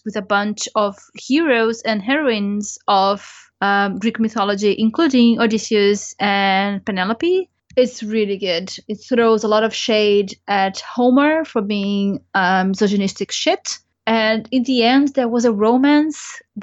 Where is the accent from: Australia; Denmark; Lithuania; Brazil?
Brazil; moved away; I grew up in Brazil